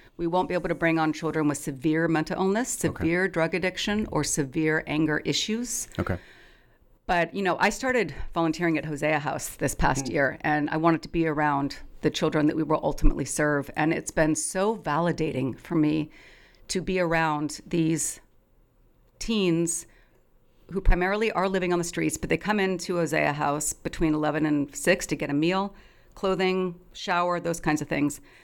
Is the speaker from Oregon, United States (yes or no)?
yes; Eugene, Oregon, United States; I grew up in Eugene